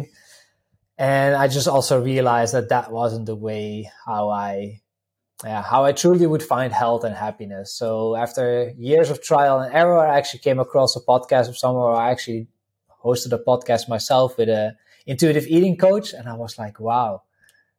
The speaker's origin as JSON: {"language": "English", "country": "Netherlands", "second_language": "English", "moved": "yes", "lives_now": "Slovenia", "said": "I'm originally from the Netherlands. People can probably pick it up a little bit from the accent"}